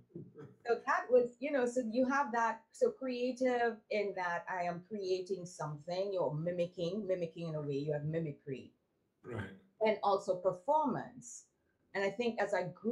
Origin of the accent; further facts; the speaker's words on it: Trinidad & Tobago; moved away as an adult; also born or lived in Barbados / New York; I'm from Trinidad